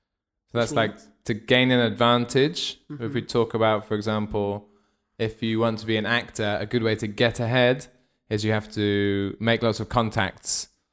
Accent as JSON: {"language": "English", "region": "South West England", "country": "United Kingdom", "tie": "born or raised there", "also_born_or_lived": "Scotland", "said": "I was born in Scotland, but I grew up in England."}